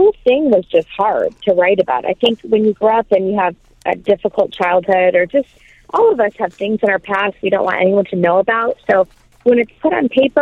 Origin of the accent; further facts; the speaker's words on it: Michigan, United States; I'm from the great state of Michigan